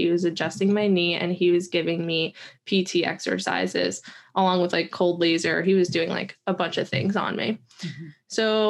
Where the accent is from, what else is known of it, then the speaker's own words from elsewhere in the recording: New Jersey, United States; Like, especially I'm from New Jersey.